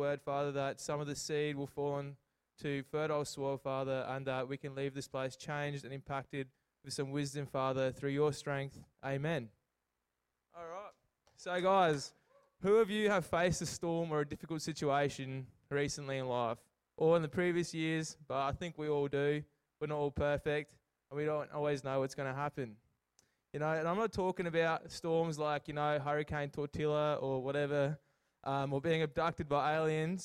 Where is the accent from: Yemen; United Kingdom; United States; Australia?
Australia; Port Lincoln, South Australia; moved away; also born or lived in Adelaide; I grew up in Port Lincoln